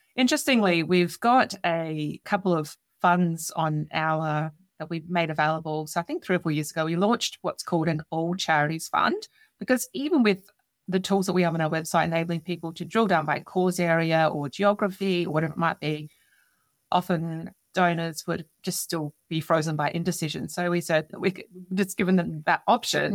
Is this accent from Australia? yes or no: yes; Adelaide, South Australia, Australia; Adelaide, which is something that I secured recently, being my hometown